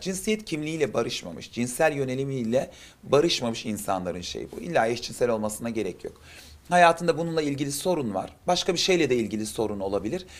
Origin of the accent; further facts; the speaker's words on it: Adana, Turkey; now in Istanbul, Turkey; Adanalıyım, İstanbul'da yaşıyorum